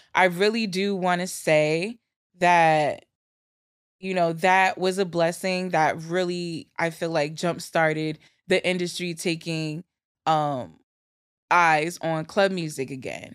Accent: New Jersey, United States; moved away as an adult; also born or lived in New York City; growing up in Jersey as a teenager

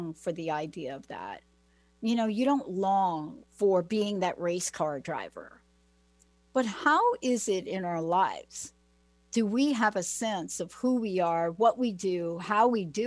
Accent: New York City, New York, United States; now in Seattle, United States; I'm from the Bronx

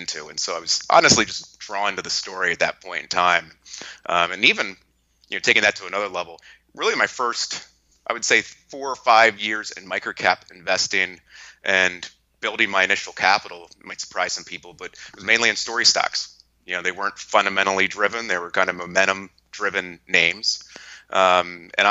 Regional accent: Lancaster, Pennsylvania, United States; I'm from Lancaster, Pennsylvania

